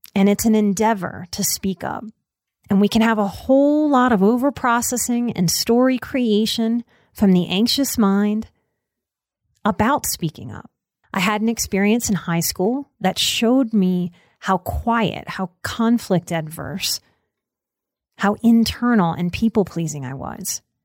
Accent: Southern Louisiana, United States; I grew up in Southern Louisiana in the nineties

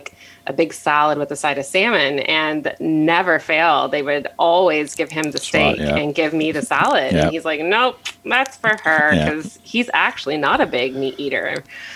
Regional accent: Kansas City, Missouri, United States; now in Edmonton, Canada; And I am from Kansas City, Missouri. And I actually grew up in the suburbs of Kansas City, Missouri

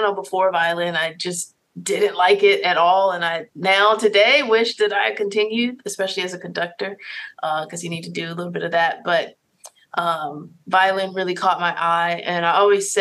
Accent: Richmond, Virginia, United States; I'm from Richmond, Virginia. I grew up in, I guess I should say, the public school system

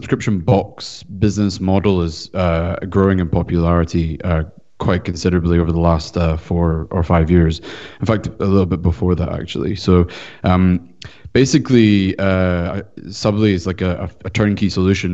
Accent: Scotland, United Kingdom; now in California, United States; I'm from Scotland, so I actually currently reside in California

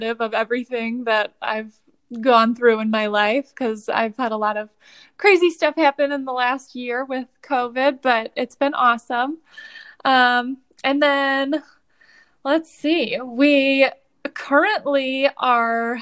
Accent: Toledo, Ohio, United States; moved away as an adult; also born or lived in Columbus, Ohio; now in Cincinnati, United States; I am originally from Toledo, Ohio

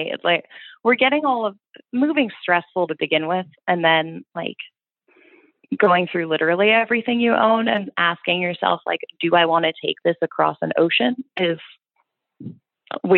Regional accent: East Coast, United States; growing up on the East Coast

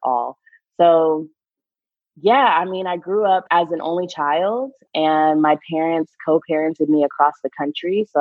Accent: Bay Area, California, United States; also born or lived in Boston / New York; my mom got a fellowship at Stanford University when I was 5. So for most of my life, I lived in the Bay Area

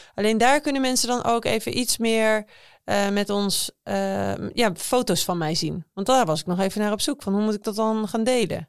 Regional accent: Emmeloord, Flevoland, Netherlands; ik kom dus uit Emmeloord. Dat is een klein dorp ergens in de Flevopolder

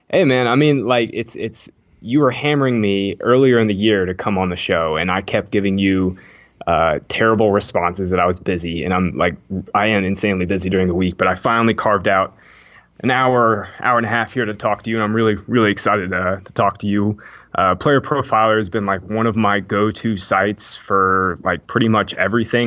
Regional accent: Jacksonville, Florida, United States; I'm from Jacksonville

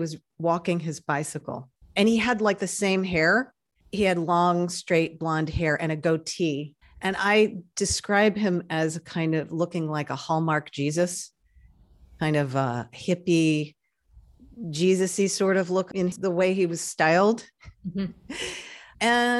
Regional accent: New York, United States; I'm originally a New Yorker from an extremely European family. Grew up in a French-speaking home, and I'm out here on the West Coast

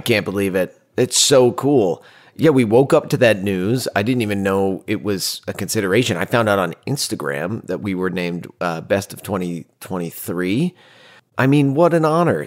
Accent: Northeast, United States; We're Italians from the Northeast

